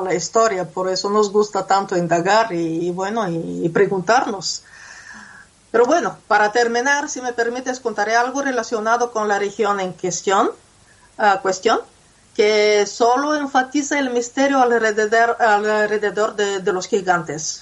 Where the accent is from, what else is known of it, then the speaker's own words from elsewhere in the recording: Bulgaria; moved away; mi ciudad natal